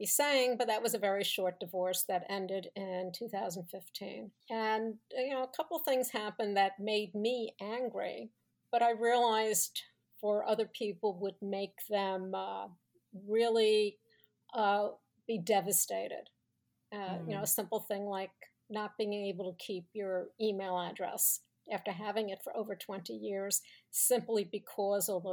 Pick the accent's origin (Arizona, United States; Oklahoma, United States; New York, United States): New York, United States; Long Island; moved away as an adult; also born or lived in Israel / California / Colorado / Manhattan; now in Connecticut, United States; I grew up in Long Island, the oldest of five